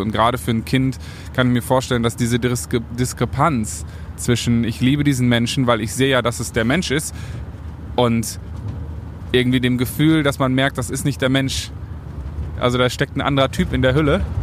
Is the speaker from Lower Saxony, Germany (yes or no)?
no; North Rhine-Westphalia, Germany; ich bin in Ostwestfalen groß geworden